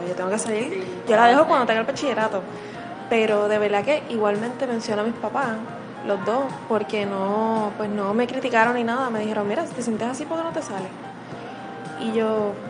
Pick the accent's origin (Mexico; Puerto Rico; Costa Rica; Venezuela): Puerto Rico; Morovis; yo soy de Morovis, natal. Vivía entre, en la colindancia de Morovis y Manatí, pero mi crianza en escuelas y pues hospitales y todo pues fue Morovis.